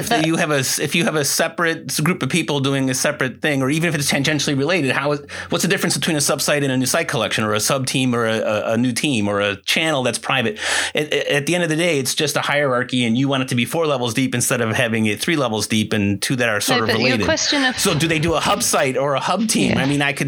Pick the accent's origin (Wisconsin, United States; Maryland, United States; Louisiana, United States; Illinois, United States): Illinois, United States; Chicago; I'm Chicagoan